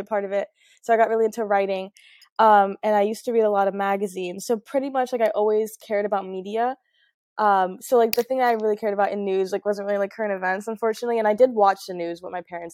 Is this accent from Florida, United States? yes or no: yes; Florida, United States; also born or lived in Trinidad (ancestry); I'm obviously American, I was born here, I was raised here